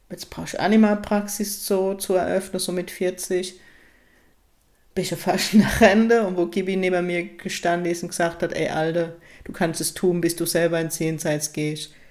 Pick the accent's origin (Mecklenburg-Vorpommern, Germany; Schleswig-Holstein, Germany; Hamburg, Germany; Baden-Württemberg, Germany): Baden-Württemberg, Germany; Ich liebe es, meine Heimat, auch wenn ich den Norden genauso liebe, aber es ist gerade ein Geschenk, dass ich tatsächlich im Baden-Württemberg lebe, in der Kurpals